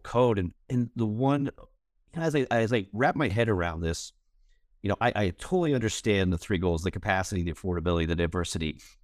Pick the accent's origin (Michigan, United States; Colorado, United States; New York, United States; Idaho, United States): Colorado, United States; Fort Collins; moved away as an adult; Fort Collins, I, born and raised here